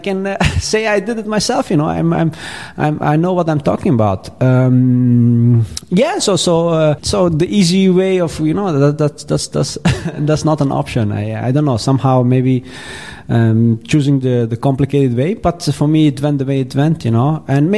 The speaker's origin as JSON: {"language": "English", "country": "Afghanistan", "said": "We come from Afghanistan and we are very proud people and want to fight for the underdog, right?"}